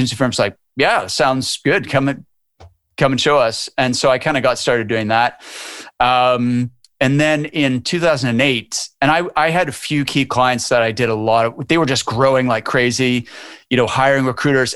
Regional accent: Canada; moved away as an adult; now in Edinburgh, United Kingdom; I'm from Canada originally, but I've lived over here for 23 years.

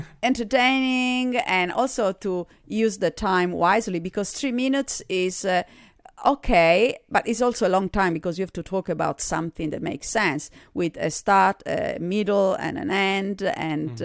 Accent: Sardinia, Italy; accent: Italian; English is a second language; moved away as an adult; also born or lived in Germany / Australia; I was born in Sardinia in Italy

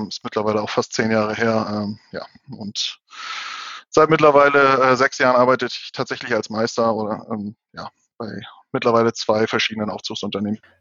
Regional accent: Hamburg, Germany; ich bin zwar gebürtiger Hamburger

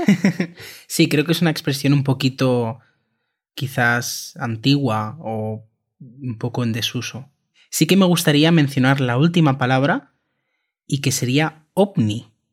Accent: Spain; También lo utilizamos en España

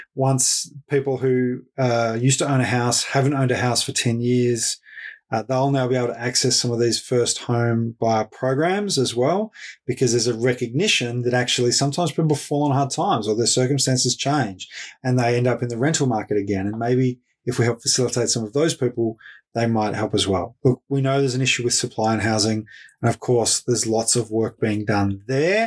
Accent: Ballarat, Victoria, Australia; Fed Uni, the local university uh, of my hometown, Ballarat

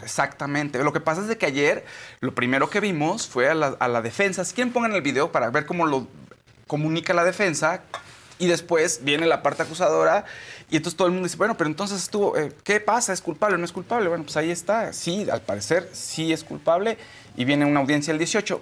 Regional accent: Mexico; somos mexicanos

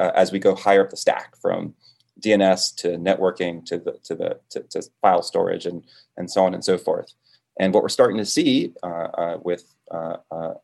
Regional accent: Florida, United States; also born or lived in Dominican Republic; I was born in the Caribbean, in the Dominican Republic, moved to Florida when I was about 2 years old

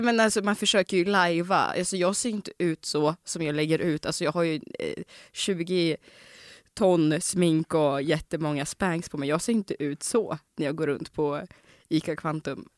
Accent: Omsk, Omsk Oblast, Russia; now in Sweden; i Omsk, där jag kommer ifrån.

